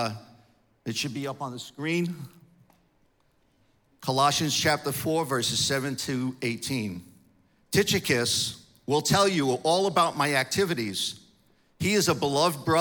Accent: New York, United States; moved away; I'm from New York.

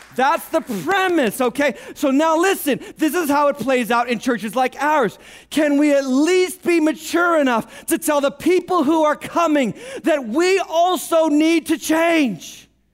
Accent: United States; We're in America. We're American Christians

